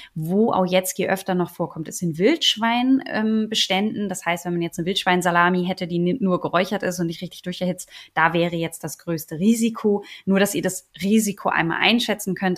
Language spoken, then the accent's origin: German; Germany; bei uns in Deutschland